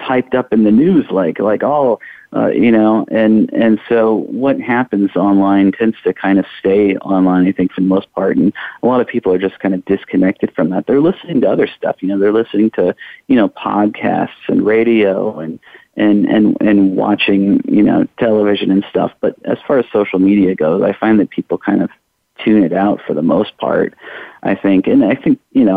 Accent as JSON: {"language": "English", "region": "Iowa", "country": "United States", "moved": "yes", "lives_now": "Louisville, United States", "said": "I'm originally from Iowa."}